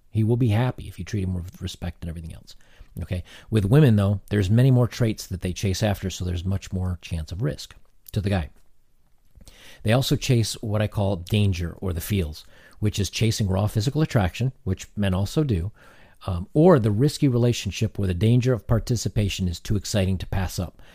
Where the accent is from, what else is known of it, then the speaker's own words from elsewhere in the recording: United States; I'm an American